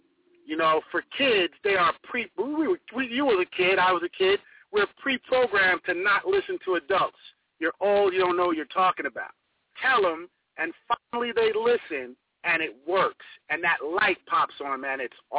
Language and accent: English; Huntington, New York, United States; I'm from Huntington, Long Island.